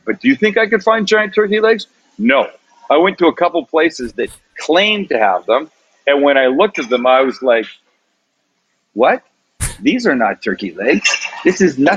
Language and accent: English; Canada; accent: Canadian; now in San Diego, United States; I'm Canadian